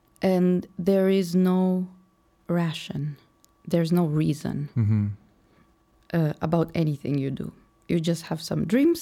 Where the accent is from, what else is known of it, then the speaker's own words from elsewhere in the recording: Moldova; English is a second language; now in Chicago, United States; Moldova. {S1} Okay. {S2} Republic of Moldova.